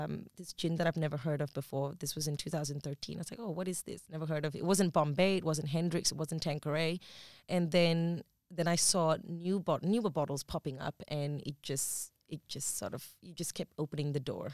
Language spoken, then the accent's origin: English; Malaysia; accent: Malaysian; first language English; now in Australia; I've lived in Malaysia most of my life. I think when I speak to my Malaysian friends, there is this Malaysian accent that comes out